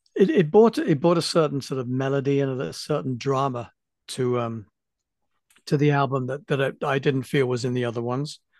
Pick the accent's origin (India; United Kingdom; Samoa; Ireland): United Kingdom; England; being English